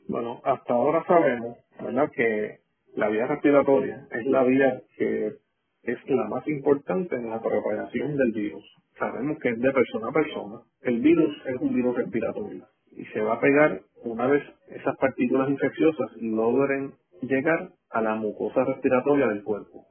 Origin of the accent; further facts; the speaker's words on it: Puerto Rico; nosotros como puertorriqueños